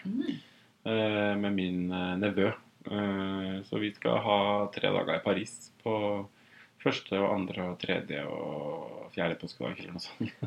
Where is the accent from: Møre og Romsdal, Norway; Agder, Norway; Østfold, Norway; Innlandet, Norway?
Møre og Romsdal, Norway; Otrøya; moved away as an adult; now in Oslo, Norway; jeg har jo vært en del hjemme på Otrøya